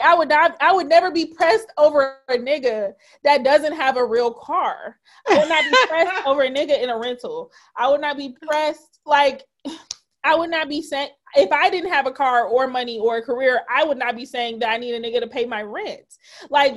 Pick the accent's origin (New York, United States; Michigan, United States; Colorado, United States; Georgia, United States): Michigan, United States; Detroit; now in Chicago, United States; I grew up in Detroit and my my maternal side is from Mississippi.